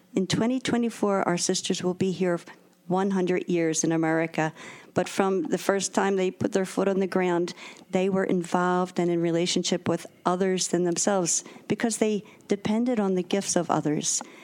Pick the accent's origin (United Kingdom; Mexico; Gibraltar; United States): United States; Philadelphia, Pennsylvania; I am local. I grew up in the Tacony section of Philadelphia, St. Leo's Parish